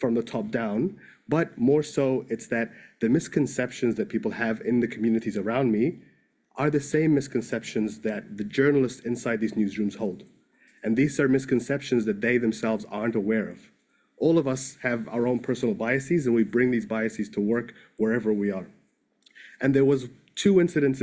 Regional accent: New Zealand; also born or lived in Egypt; I grew up in New Zealand. I was born in Egypt

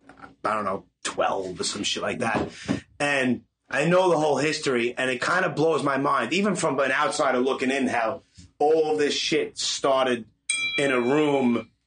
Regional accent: New York City, New York, United States; It does remind me of like when I'm 44. So when I grew up in Canarsie or whatever

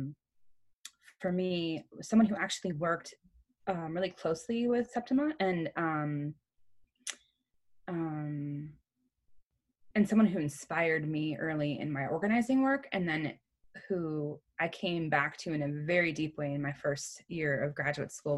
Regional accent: Chicago, Illinois, United States; I grew up, I'm originally from Chicago, Illinois, and not the suburbs. I'm originally from Humboldt Park

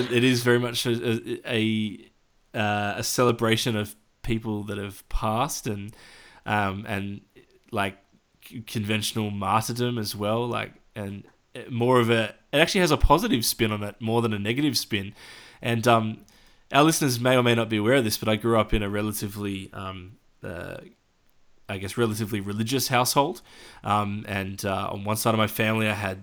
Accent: Australia; as an Australian

